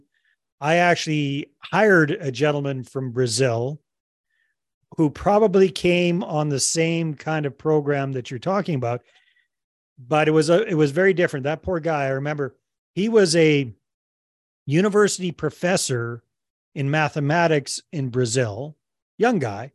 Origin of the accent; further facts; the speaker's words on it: Canada; born and raised in Canada